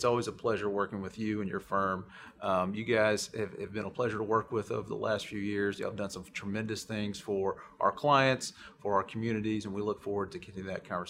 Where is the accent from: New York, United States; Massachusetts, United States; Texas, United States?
Texas, United States; That's what I love about being a Texan